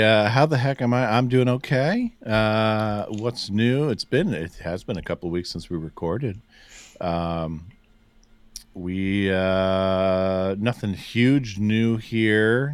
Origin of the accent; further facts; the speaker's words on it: Cuyahoga Falls, Ohio, United States; I'm not technically a suburb of Cleveland, but I'm close enough that I can tell someone I'm from the Cleveland area.